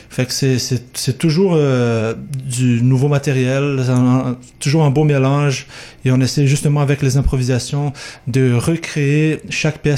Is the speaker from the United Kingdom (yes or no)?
no; Brazil; moved away; moi, je viens d'une autre culture, je viens du Brésil.